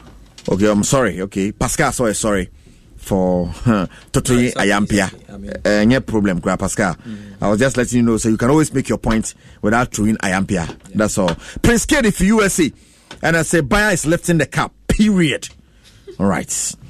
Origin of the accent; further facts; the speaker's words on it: Abokobi, Greater Accra, Ghana; from Abokobi.